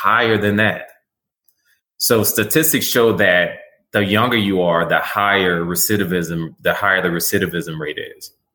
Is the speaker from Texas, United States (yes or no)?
yes; Terrell, Texas, United States; Where I grew up at in Terrell, Texas